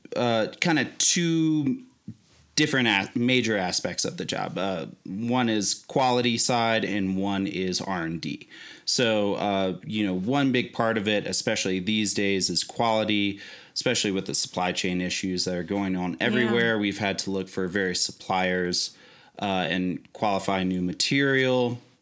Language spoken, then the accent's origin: English; Virginia, United States; actually met him through a mutual friend that is also from Virginia. We're originally from Virginia.